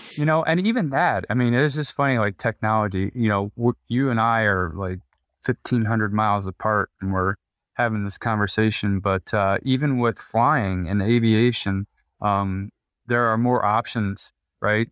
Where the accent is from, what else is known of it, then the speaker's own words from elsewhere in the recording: Midwest, United States; growing up in the Midwest